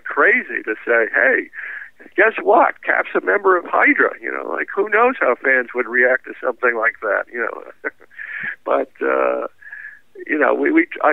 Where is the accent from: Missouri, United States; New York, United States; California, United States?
New York, United States; New York City; I'm a New Yorker in the sense that I don't even have a driver's license